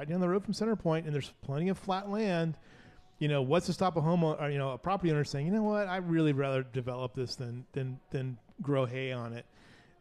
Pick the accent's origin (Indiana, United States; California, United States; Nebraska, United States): California, United States; Southern; now in Kerr County, Texas, United States; I grew up in a rural part of Southern California